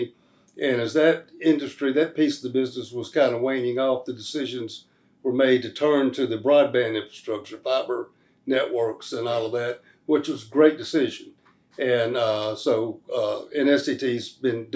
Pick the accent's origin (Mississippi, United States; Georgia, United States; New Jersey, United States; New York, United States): Mississippi, United States; Brookhaven; also born or lived in Panama City, Florida; Brookhaven, Mississippi, my hometown. I grew up there